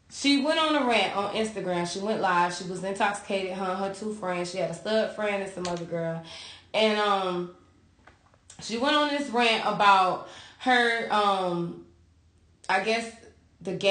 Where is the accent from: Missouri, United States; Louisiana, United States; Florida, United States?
Florida, United States; Dade City; also born or lived in Sodus, New York; my hometown has the worst name here in Tampa